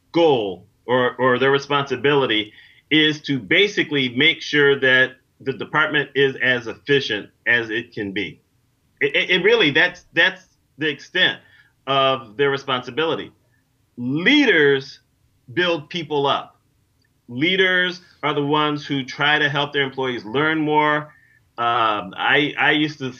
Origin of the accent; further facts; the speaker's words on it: New York, United States; I'm from New York